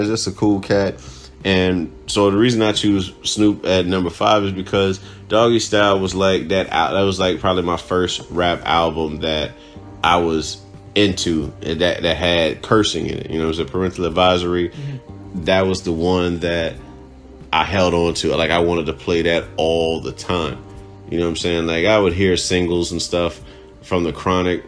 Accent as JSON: {"language": "English", "country": "Cuba", "tie": "born or raised there", "moved": "yes", "said": "Growing up in Cuba"}